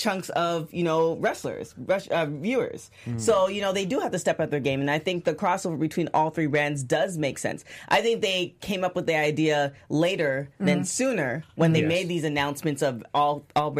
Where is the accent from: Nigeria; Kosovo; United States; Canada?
Canada; I'm Canadian